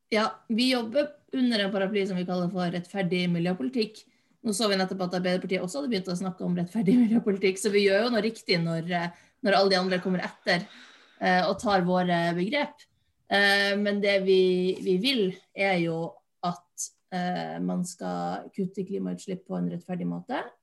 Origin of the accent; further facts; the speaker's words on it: Finnmark, Norway; moved away; also born or lived in Bergen / Oslo; jeg kommer jo fra Finnmark. Men jeg bodde i Oslo